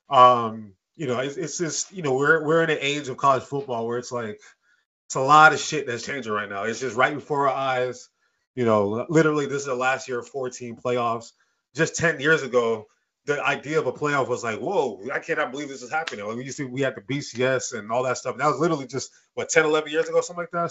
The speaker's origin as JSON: {"language": "English", "town": "Detroit", "region": "Michigan", "country": "United States", "tie": "born or raised there", "also_born_or_lived": "London, England", "said": "I was born overseas in London, England, right? I moved uh, to uh, Detroit, Michigan when I was at the age of two"}